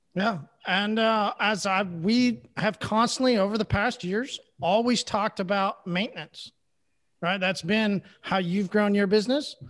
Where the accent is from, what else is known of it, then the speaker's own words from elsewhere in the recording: Oklahoma, United States; I'm from Oklahoma